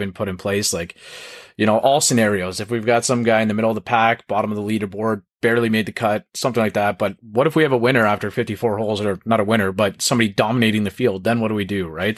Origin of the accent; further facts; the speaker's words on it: Toronto, Ontario, Canada; we're both from the Toronto area